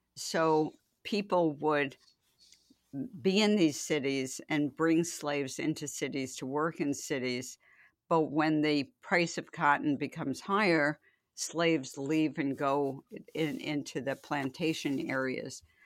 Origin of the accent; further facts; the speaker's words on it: New York City, New York, United States; I grew up in the Bronx